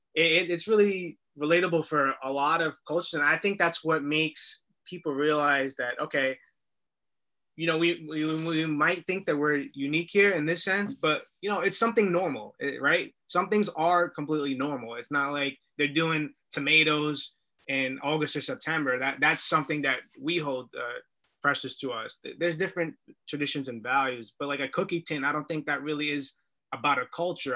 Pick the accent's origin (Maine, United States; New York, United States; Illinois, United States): New York, United States; New York City; we're from Williamsburg, Brooklyn.